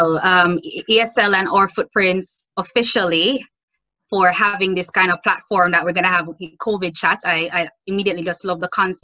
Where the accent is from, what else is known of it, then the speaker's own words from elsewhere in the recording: Jamaica; as a Jamaican, that is something that I grew up around